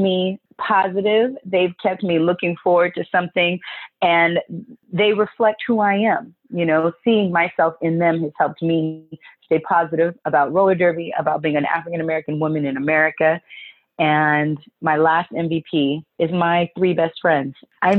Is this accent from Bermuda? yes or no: yes; Bermuda; I'm Bermudan from Bermuda.